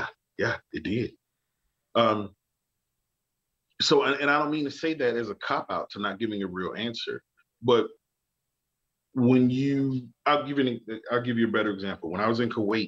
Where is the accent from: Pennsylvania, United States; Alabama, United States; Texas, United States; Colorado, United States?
Alabama, United States; Birmingham; growing up in the South